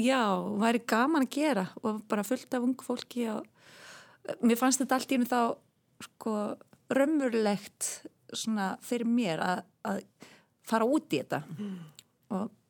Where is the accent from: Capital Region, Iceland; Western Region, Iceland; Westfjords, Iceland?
Westfjords, Iceland; accent: Westfjords; moved away; also born or lived in Germany